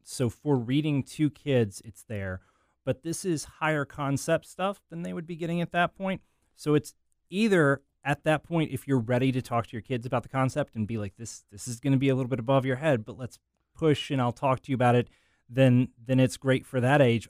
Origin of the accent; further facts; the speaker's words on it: Arkansas, United States; my, my home state, Arkansas